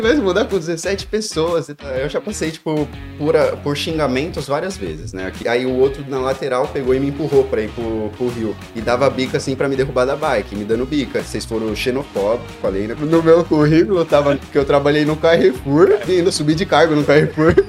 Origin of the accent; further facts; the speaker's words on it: São Paulo, Brazil; moved away as an adult; also born or lived in Joinville; now in Dublin, Ireland; Eu sou de São Paulo, Zona Norte, capital, São Paulo, mas eu nasci em Joinville. Mas eu vim, fui bem cedo para São Paulo. Quando eu tinha nenhum ano, já já estava em São Paulo já